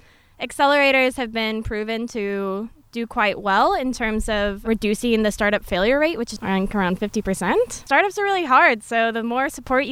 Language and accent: English; Albuquerque, New Mexico, United States; moved away as an adult; also born or lived in Denver, Colorado; now in Anchorage, United States; I'm 28 years old, and I'm from Albuquerque, New Mexico. And I moved here from Denver, Colorado for a job opportunity.